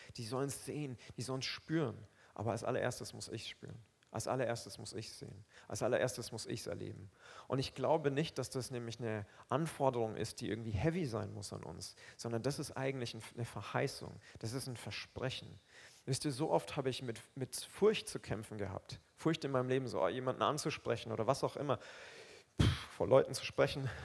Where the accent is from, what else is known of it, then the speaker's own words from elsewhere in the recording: Roth-Aurach, Bavaria, Germany; also born or lived in Aufseßplatz, Nuremberg; now in Nuremberg, Germany; Ich komme aus Rotaurach. Ja? Das ist nicht mal Rot. Ich komme aus Rotaurach. Das ist so ein kleines Dörfchen neben Rot